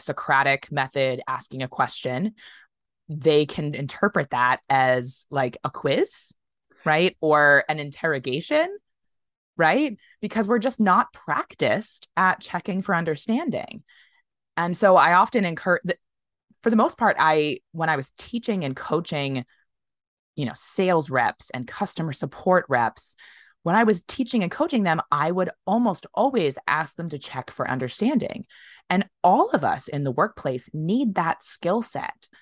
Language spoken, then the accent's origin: English; United States; I as an American